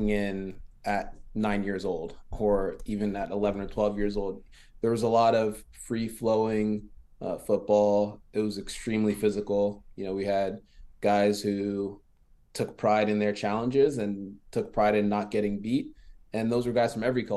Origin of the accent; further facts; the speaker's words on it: the DMV, Maryland, United States; first language French; English is a second language; also born or lived in France; growing up in the DMV is unique